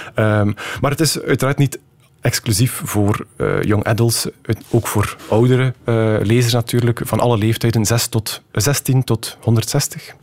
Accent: West Flanders, Belgium; accent: West Flemish; u hoort het misschien ook, ik ben West-Vlaming

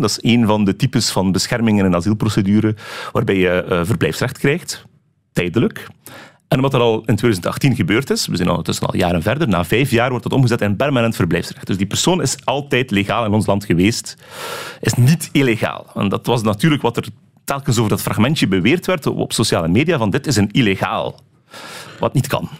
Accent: Belgium; als Belg in ons land

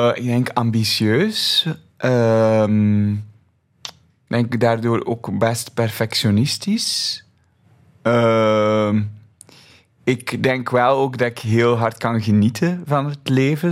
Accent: Flemish countryside, Flanders, Belgium; Ik ben opgegroeid op het Vlaamse platteland.

